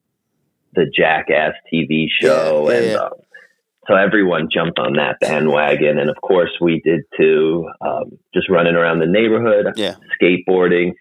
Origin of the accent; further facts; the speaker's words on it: New Jersey, United States; I'm from New Jersey, and I primarily work right outside of the New York area.